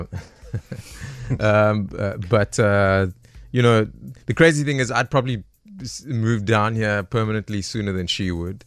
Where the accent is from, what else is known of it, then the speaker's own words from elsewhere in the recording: Johannesburg, Gauteng, South Africa; Born and raised in the East Rand of, uh, Joburg